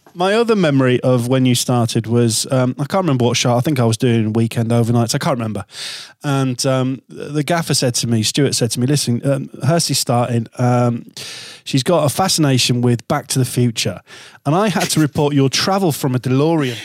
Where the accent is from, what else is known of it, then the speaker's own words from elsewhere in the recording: Hull, Yorkshire and the Humber, United Kingdom; my hometown